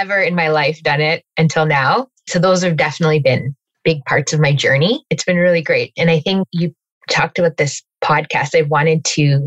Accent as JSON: {"language": "English", "town": "Calgary", "region": "Alberta", "country": "Canada", "tie": "born or raised there", "moved": "as an adult", "lives_now": "Toronto, Canada", "said": "I was actually born and raised in Calgary and moved to Toronto almost 14 years ago"}